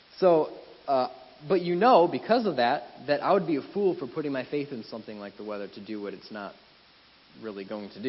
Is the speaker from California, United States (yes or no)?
no; Wisconsin, United States; moved away as an adult; Wisconsin, my home state